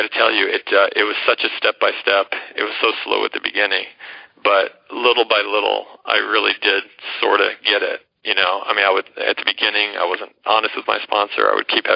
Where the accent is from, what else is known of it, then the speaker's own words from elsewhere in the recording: Atlanta, Georgia, United States; accent: American; moved away as an adult; also born or lived in New York; now in India; I ended up going back to my hometown of Atlanta